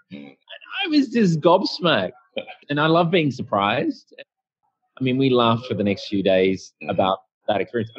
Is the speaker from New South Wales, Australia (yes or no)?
yes; Sydney, New South Wales, Australia; I'm from Australia, Sydney